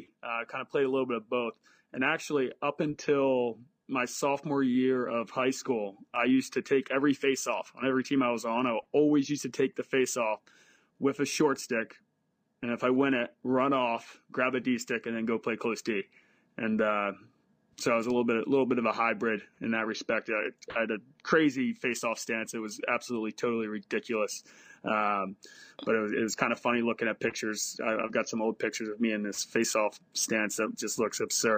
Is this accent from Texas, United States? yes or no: no; Abington, Pennsylvania, United States; Yeah, so I played for Abington Lacrosse, which was just a local town rec league.